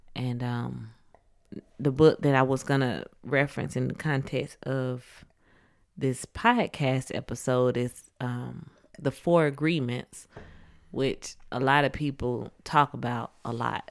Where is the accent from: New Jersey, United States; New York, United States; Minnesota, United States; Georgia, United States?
Georgia, United States; Atlanta; I'm from Atlanta